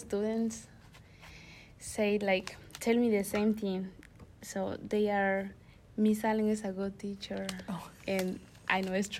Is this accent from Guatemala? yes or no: yes; Guatemala; now in Anchorage, United States; I'm from Guatemala. I have been in Anchorage June 2021, and I am a student at West High School.